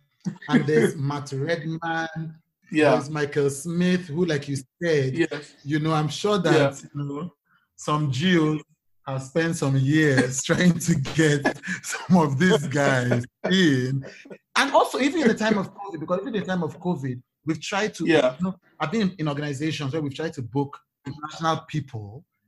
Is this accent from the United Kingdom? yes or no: no; Nigeria; because I am a Nigerian worship person.